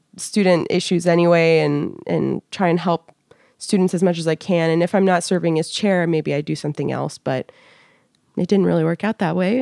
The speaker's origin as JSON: {"language": "English", "region": "California", "country": "United States", "tie": "born or raised there", "moved": "as an adult", "lives_now": "Washington, D.C., United States", "said": "I was born and raised in California. I lived in Northern California till I was about twelve, and then I moved to Southern California"}